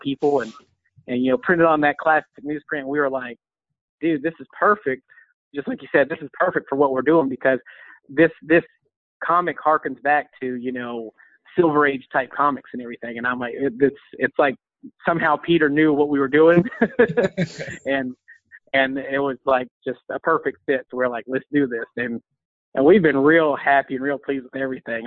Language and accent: English; Georgia, United States; I grew up in Georgia